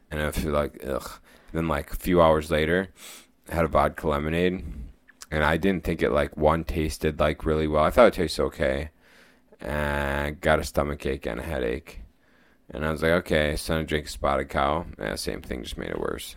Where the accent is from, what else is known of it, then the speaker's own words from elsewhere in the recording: United States; we grew up near Lake Superior.